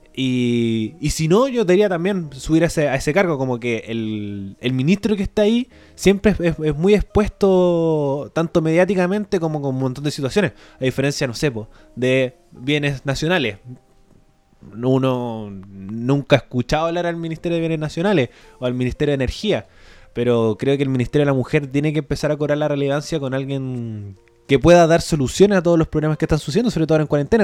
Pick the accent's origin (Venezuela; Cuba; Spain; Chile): Chile; como sociedad chilena